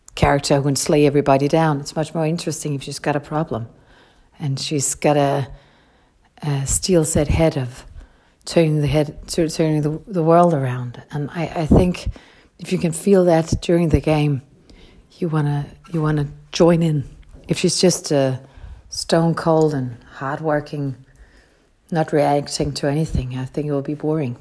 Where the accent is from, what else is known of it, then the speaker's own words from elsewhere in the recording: Copenhagen area, Capital Region of Denmark, Denmark; I was brought up up in Copenhagen, or a small city very close to Copenhagen